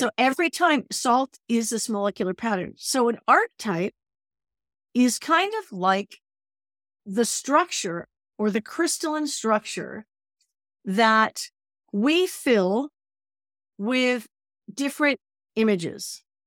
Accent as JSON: {"language": "English", "region": "New England", "country": "United States", "moved": "yes", "lives_now": "California, United States", "said": "I'm from New England"}